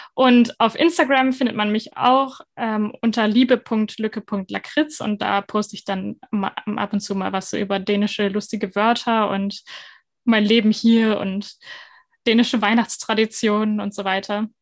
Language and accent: German; Northern Germany, Germany; moved away as an adult; now in Denmark; ich komme ja aus Norddeutschland